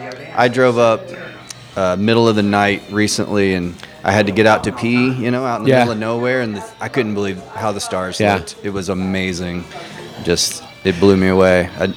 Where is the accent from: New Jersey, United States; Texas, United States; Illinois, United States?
Texas, United States; moved away as an adult; also born or lived in Austin, Texas; now in Prescott, United States; Well, I'm from Texas originally, and I just moved there because back then it was an awesome music scene.